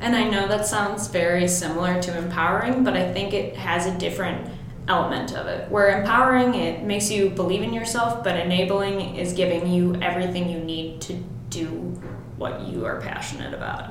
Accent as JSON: {"language": "English", "town": "Mount Prospect", "region": "Illinois", "country": "United States", "tie": "born or raised there", "moved": "as an adult", "lives_now": "Champaign, United States", "said": "I uh, grew up in Mount Prospect, which totally. is a suburb of the Chicago"}